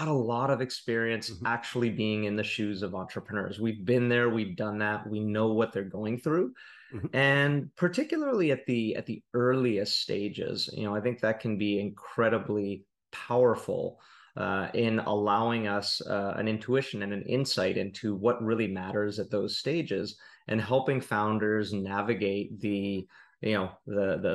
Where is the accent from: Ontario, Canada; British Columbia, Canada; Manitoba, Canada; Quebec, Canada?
British Columbia, Canada; Vancouver; moved away as an adult; also born or lived in Bay Area, California; I was born and raised in Vancouver, spent almost 20 years in the Bay Area